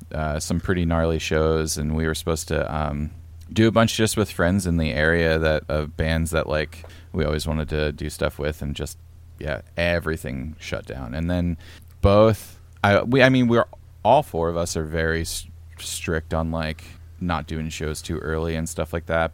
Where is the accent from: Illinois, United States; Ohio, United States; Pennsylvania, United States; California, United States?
Pennsylvania, United States; moved away as an adult; also born or lived in Portland, Oregon; now in near Portland, United States; I'm from Pennsylvania.